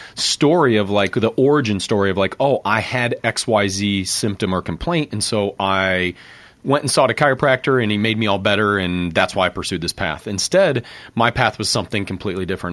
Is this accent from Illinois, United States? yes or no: no; Grand Rapids, Michigan, United States; I grew up in Grand Rapids there